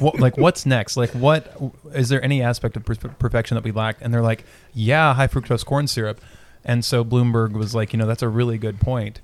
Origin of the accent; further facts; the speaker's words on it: Winchester, Kentucky, United States; I was born in Winchester